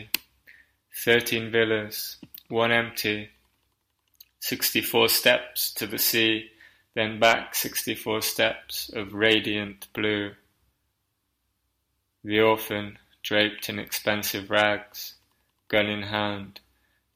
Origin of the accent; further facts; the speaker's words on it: Nottingham, East Midlands, United Kingdom; now in Cartagena, Spain; I'm calling from Cartagena in Spain, but hailing from Nottingham in England